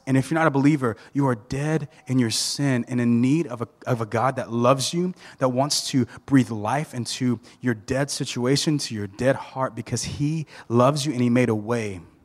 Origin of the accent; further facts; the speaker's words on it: Thomasville, Georgia, United States; I grew up in Thomasville, Georgia